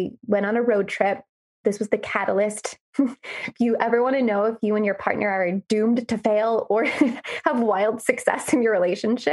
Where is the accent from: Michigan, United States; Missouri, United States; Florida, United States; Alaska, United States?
Florida, United States; Gainesville; I grew up and lived in Gainesville, Florida